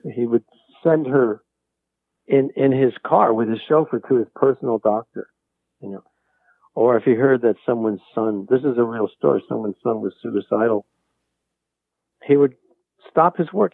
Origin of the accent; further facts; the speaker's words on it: New York, United States; I, I grew up in New York